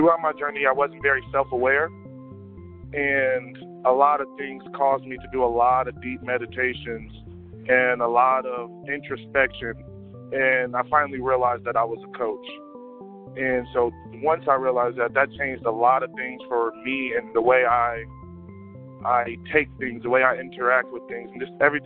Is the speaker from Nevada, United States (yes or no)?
yes; Las Vegas, Nevada, United States; I'm from Las Vegas, born and raised.